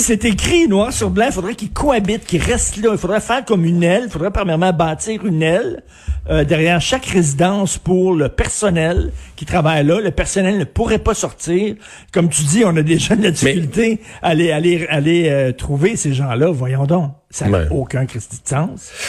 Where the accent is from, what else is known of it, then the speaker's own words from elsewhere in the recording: Montreal, Quebec, Canada; je viens de Verdun. Moi, j'ai grandi à Verdun